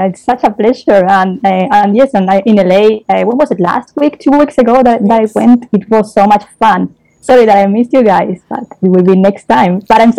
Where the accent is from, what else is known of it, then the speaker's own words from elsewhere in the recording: Spain; English is a second language; I'm from Spain.